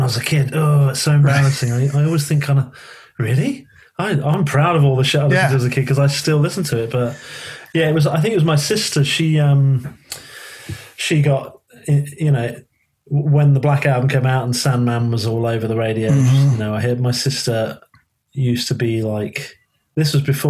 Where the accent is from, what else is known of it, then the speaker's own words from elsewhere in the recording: London, United Kingdom; accent: southerner; also born or lived in Liverpool; we moved to London when I was younger